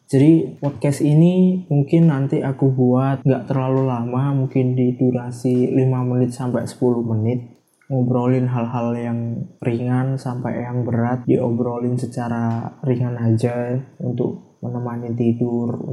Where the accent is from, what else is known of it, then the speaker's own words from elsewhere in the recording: Java, Indonesia; soalnya ya emang aku dari Jawa anak